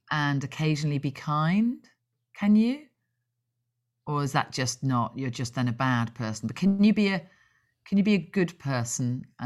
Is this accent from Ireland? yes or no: yes; Dublin, Leinster, Ireland; born there; I can say that because I was born in Dublin. I have an Irish passport, so there you go.